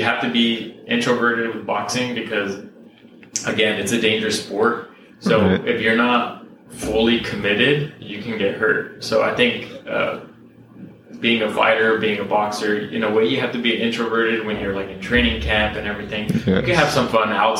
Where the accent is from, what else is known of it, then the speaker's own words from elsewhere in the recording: Whittier, California, United States; also born or lived in Long Beach, California; I was born in Long Beach, but most of my life I've been here in Whittier.